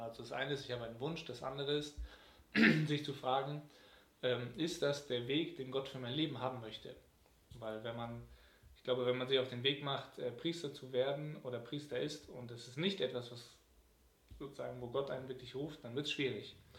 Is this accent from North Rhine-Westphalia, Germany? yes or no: yes; Cologne, North Rhine-Westphalia, Germany; meine Heimatgemeinde in Nippes, St. Marien